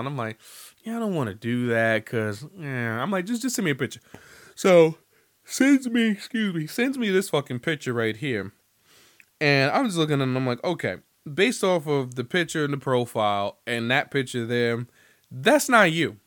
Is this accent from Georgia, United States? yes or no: yes; Atlanta, Georgia, United States; I'm from the South Side of Atlanta